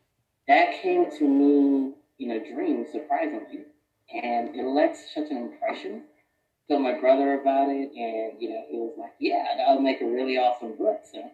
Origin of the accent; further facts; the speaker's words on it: Philadelphia, Pennsylvania, United States; also born or lived in Oklahoma; now in Texas, United States; I'm from Philadelphia, but moved to Texas for work. I've actually moved around quite a bit.